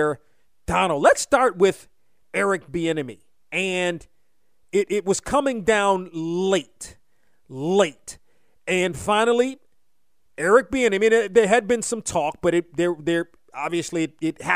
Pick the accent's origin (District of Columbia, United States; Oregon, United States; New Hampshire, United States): District of Columbia, United States; Washington; growing up in Washington